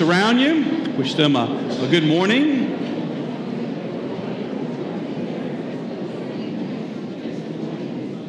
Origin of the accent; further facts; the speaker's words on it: Houma, Louisiana, United States; When I was a kid growing up in Houma